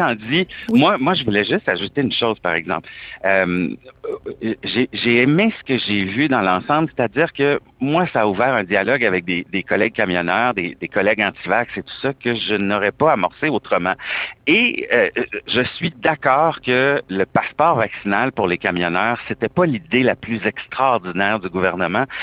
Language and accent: French; Canada; je suis canadien